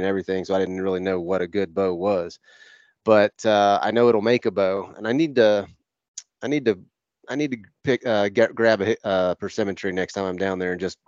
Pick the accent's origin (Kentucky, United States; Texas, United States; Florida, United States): Florida, United States; Northwest; I grew up in Northwest Florida. I grew up on a ranch